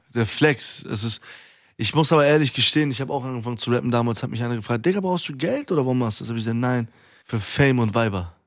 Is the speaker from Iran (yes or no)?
yes; Iran; now in Germany; in meinem Heimatland derbe Aufstände sind in Iran